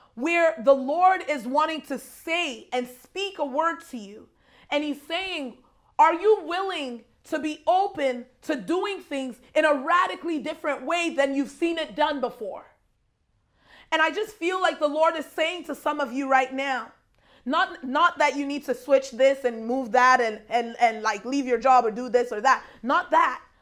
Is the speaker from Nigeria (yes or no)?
yes; Nigeria; I'm Nigerian